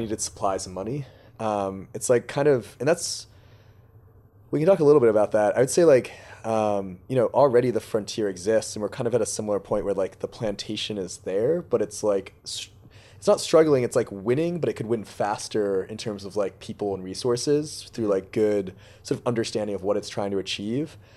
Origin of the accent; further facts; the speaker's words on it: Boston, Massachusetts, United States; I grew up in Boston